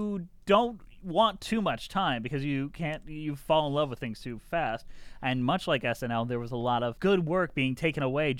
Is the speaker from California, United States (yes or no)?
no; Detroit, Michigan, United States; I grew up in Detroit